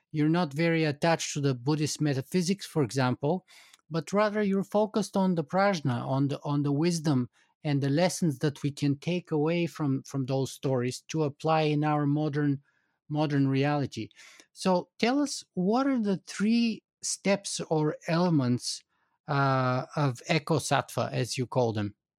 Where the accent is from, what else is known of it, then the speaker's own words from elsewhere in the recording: Bulgaria; moved away; I grew up in Bulgaria